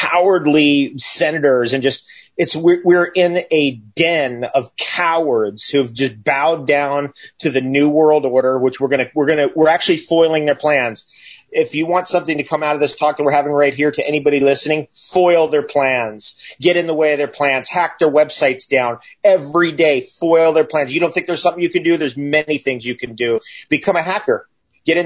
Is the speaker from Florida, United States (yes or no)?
no; California, United States; moved away as an adult; now in Northern Ontario, Canada; I grew up in California. I've been there since 1977